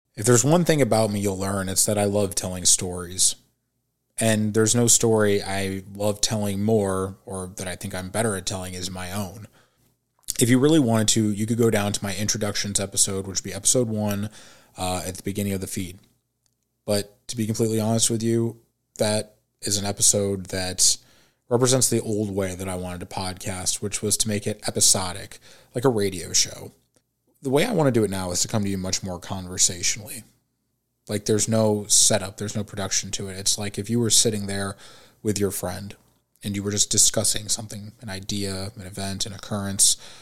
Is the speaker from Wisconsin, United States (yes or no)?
no; St. Louis, Missouri, United States; also born or lived in Springfield, Missouri; I was born and raised in St. Louis, Missouri.